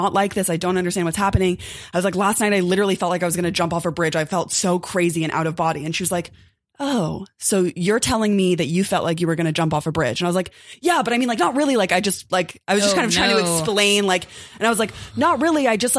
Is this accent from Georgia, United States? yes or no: no; Los Angeles, California, United States; also born or lived in New Orleans; So I grew up in Los Angeles. I grew up in Koreatown. And I got a scholarship to attend Tulane University in New Orleans. And I had never spent time in the South.